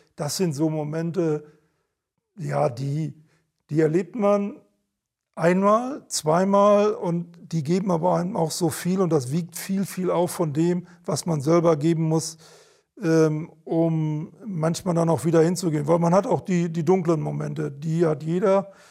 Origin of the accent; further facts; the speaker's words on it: Sauerland, North Rhine-Westphalia, Germany; moved away as an adult; now in Hamburg, Germany; ich, ich komme ja gebürtig aus dem Sauerland und mein Geburtshaus war ein großes Gymnasium